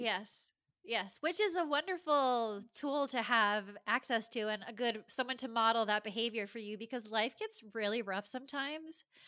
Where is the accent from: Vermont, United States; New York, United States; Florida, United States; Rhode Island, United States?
Rhode Island, United States; moved away as an adult; now in Los Angeles, United States; I grew up in Rhode Island, the tiniest, tiniest of states